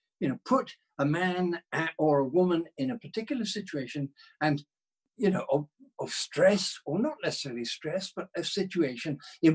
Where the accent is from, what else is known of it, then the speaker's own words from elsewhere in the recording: United Kingdom; now in Scotland, United Kingdom; I'm British